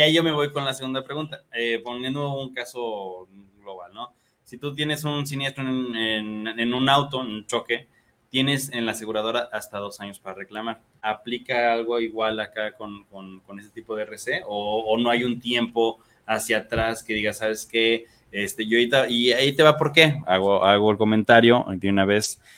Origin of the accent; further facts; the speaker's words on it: Mexico; como mexicanos